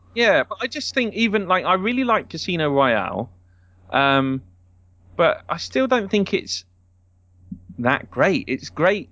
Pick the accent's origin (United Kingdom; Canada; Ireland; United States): United Kingdom; as a British person